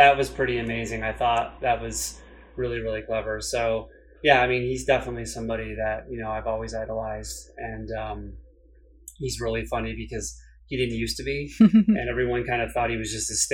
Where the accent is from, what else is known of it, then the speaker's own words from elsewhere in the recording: New England, United States; I grew up in New England.